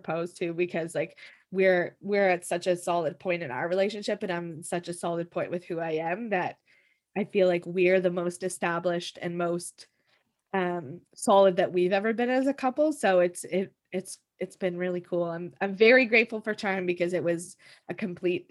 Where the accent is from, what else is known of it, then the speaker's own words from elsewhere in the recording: Canada; I'm Canadian